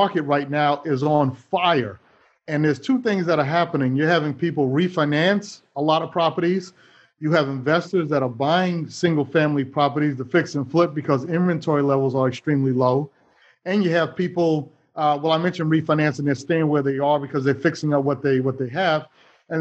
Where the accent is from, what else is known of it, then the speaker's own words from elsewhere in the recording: New York City, New York, United States; growing up in New York City, in Manhattan, actually